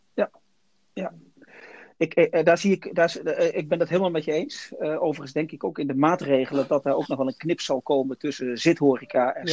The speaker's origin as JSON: {"language": "Dutch", "country": "Netherlands", "said": "wij als Nederlanders"}